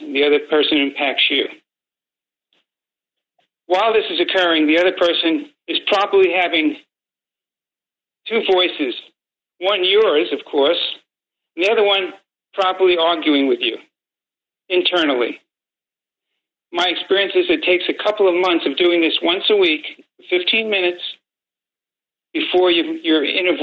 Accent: New York City, New York, United States; I grew up in Brooklyn and mostly Italian neighborhood

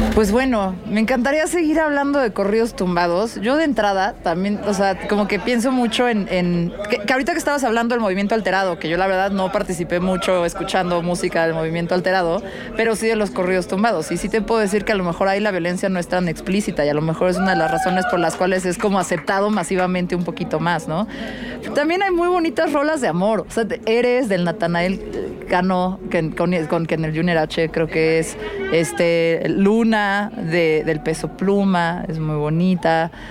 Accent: Mexico City, Mexico; soy de la Ciudad de México

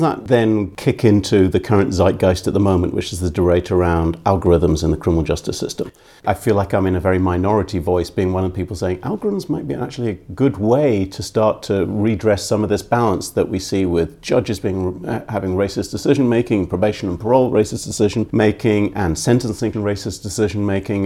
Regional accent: Scotland, United Kingdom; moved away as an adult; also born or lived in East End of London; now in Philadelphia, United States; I went to an all-white school, but that's 'cause I grew up in Scotland

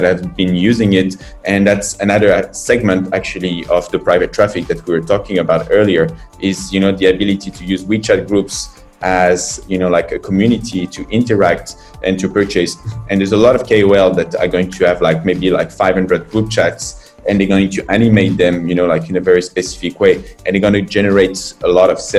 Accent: France; moved away as an adult; now in China; I'm from France. I've been in China and started this adventure 9 years ago.

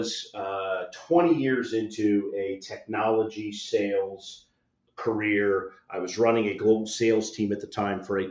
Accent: South Florida, United States; now in Orlando, United States; I'm originally from South Florida. I'm talking to you from Orlando, Florida. I'm a thin-blooded Floridian.

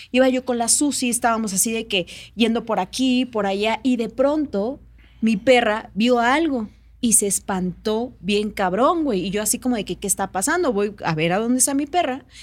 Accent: Oaxaca, Mexico; moved away as an adult; now in Mexico City, Mexico; Yo soy de Oaxaca, ¿no? Entonces tengo viviendo acá como unos, ¿qué será? 12 años

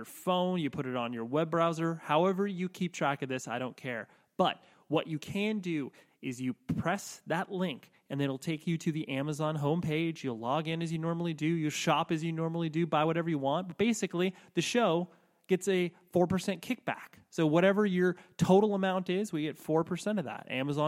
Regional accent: Southern California, United States; I'm from Southern California.

